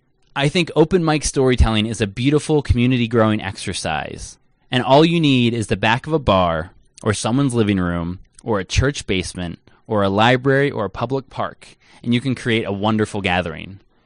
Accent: Lititz, Pennsylvania, United States; my hometown of Lititz, Pennsylvania

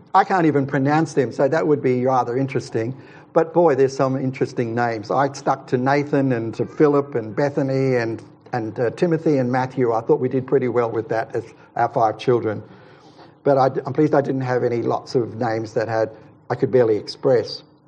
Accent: Queensland, Australia; moved away; also born or lived in Ulladulla, New South Wales; I'm a Queenslander, but I lived in New South Wales for a while, it was at Ulladulla.

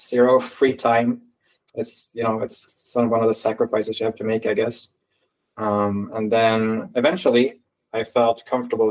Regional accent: Sweden; I am from Sweden

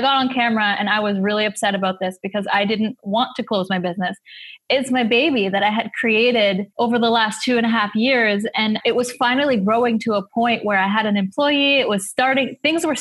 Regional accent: Egypt; now in Toronto, Canada; I'm from Egypt.

